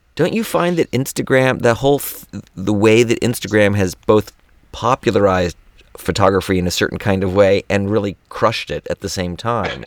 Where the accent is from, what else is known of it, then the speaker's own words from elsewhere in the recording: Gainesville, Florida, United States; I was raised in Gainesville